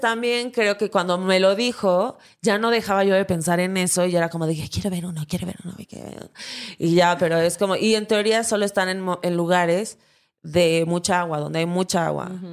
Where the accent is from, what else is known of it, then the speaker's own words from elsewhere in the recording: Acapulco, Guerrero, Mexico; yo soy de Acapulco, Guerrero